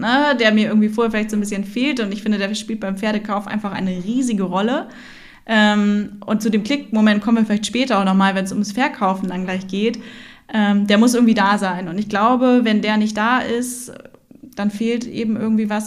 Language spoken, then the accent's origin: German; Hamburg, Germany; also born or lived in Oldenburg; wir sind echte Hamburger Derns